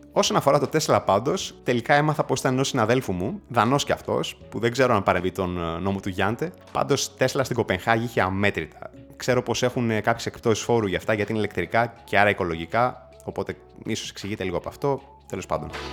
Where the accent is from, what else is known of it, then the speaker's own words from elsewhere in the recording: Greece; moved away; also born or lived in Berlin, Germany; στην πατρίδα μου